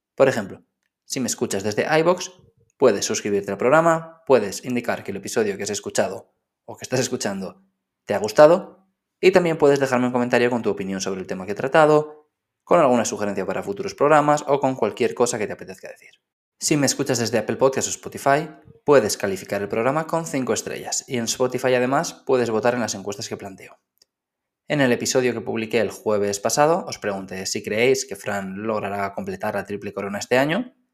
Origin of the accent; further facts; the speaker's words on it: Spain; siendo español